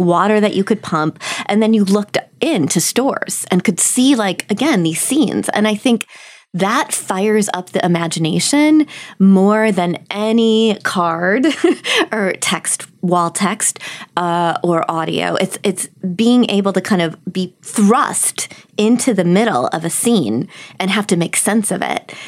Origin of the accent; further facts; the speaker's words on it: Milwaukee, Wisconsin, United States; I grew up in Milwaukee